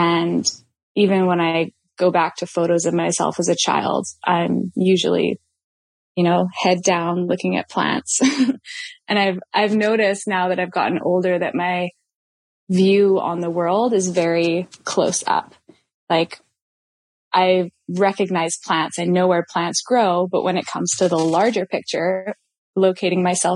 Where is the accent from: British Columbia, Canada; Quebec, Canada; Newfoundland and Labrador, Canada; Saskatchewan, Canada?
British Columbia, Canada; Shawnigan Lake; I grew up on Shawnee's territory, which is in Shawnigan Lake.